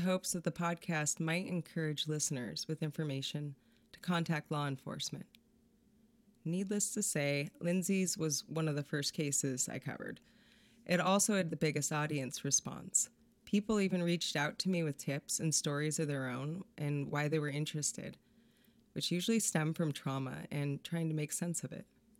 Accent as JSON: {"language": "English", "town": "Sequim", "region": "Washington", "country": "United States", "tie": "born or raised there", "said": "I grew up in an area that feels similar to this part of Grays Harbor. As a teenager in the 90s, I roamed the streets of Squim at all hours"}